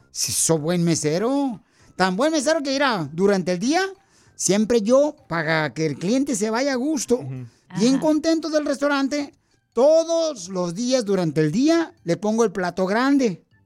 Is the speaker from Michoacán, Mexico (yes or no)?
yes; Michoacán, Mexico; yo soy de un pueblo bien chiquito, ¿no? Y de Michoacán, y mi pueblo ahí estaba tan pequeño, por tan pequeño, por tan pequeño mi pueblo.